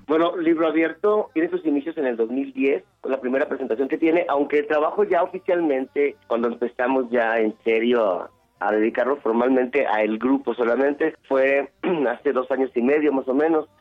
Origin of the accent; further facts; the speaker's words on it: Sonora, Mexico; somos de Sonora y lo traemos en el ADN